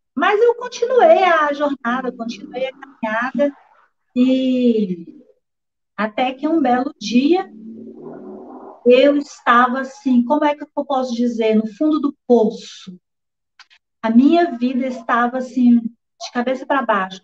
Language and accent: Portuguese; Corinto, Minas Gerais, Brazil; also born or lived in Curvelo; now in Belo Horizonte, Brazil; eu nasci aqui em Belo Horizonte mesmo, com a idade de 10 anos. Então, meus pais foram enviados à cidade de Corinto para apacentar ali uma igreja, onde eu cresci